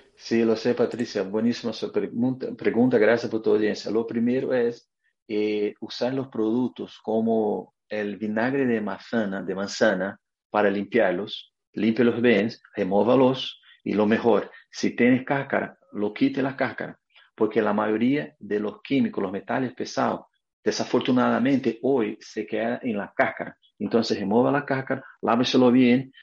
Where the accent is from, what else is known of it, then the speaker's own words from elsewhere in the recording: Brazil; Spanish is a second language; moved away as an adult; now in United States; yo soy brasileño y vivo aquí en Estados Unidos a 20 años